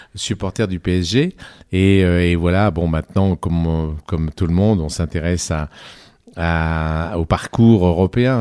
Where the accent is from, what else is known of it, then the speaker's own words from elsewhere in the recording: Annecy, Auvergne-Rhône-Alpes, France; moved away; also born or lived in Cruseilles; je suis né à Annecy